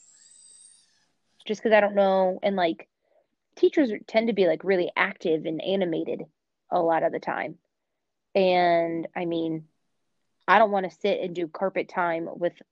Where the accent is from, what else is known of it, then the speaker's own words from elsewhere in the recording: United States; I'm American